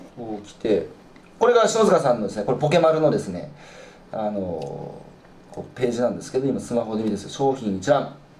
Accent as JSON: {"language": "Japanese", "region": "rural Iwate", "country": "Japan", "tie": "born or raised there", "also_born_or_lived": "Tokyo", "moved": "as an adult", "said": "僕はやっぱ、岩手の田舎出身で"}